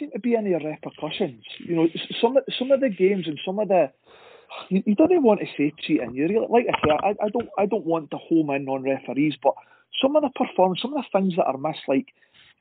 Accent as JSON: {"language": "English", "town": "Dundee", "region": "Scotland", "country": "United Kingdom", "said": "I'm from Dundee"}